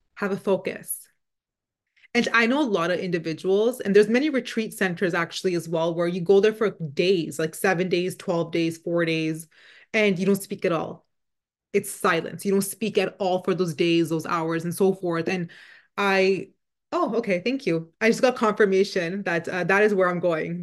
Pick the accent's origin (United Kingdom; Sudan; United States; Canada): Canada; first language Punjabi; English is a second language; we're both born and raised in Canada